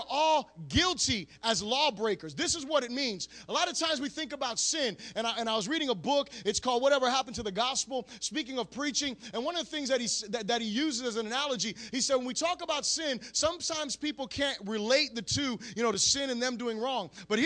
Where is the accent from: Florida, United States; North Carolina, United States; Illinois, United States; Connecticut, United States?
Florida, United States; I'm from Florida.